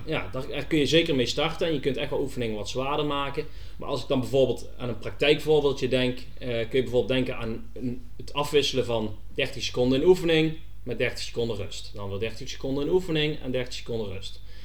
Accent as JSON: {"language": "Dutch", "region": "North Brabant", "country": "Netherlands", "said": "ik blijf toch een Brabander, dus eh, een hapje en een drankje en carnaval, dat zit wel in het bloed"}